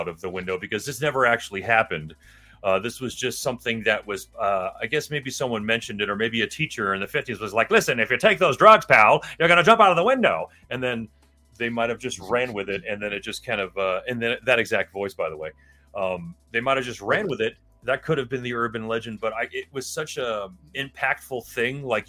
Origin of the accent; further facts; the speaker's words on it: Miami, Florida, United States; We growing up in Miami, Florida, like we did